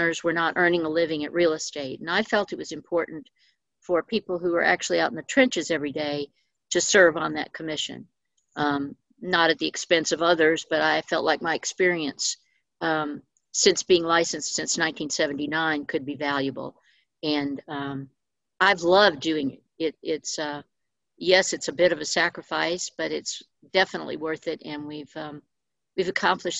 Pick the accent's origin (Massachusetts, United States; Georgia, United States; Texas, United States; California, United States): Georgia, United States; moved away as an adult; now in Jefferson City, United States; I grew up in Georgia. Went to college in Georgia.